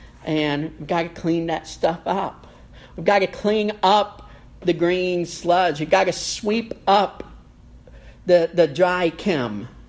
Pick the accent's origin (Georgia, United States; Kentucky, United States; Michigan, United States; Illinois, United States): Kentucky, United States; letting all the neighbors know, yes, we're from Kentucky. It's right there for everyone to see. Yes, we're Appalachian Americans.